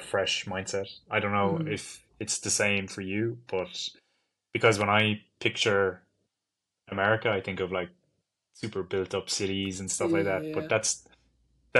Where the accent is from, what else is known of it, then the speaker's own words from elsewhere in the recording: Ireland; growing up in Ireland and always being in Ireland